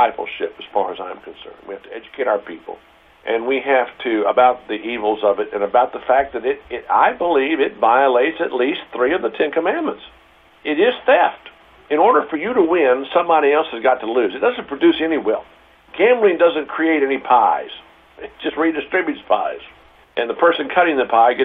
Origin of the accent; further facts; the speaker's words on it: Houston, Texas, United States; also born or lived in Princeton; I grew up in Houston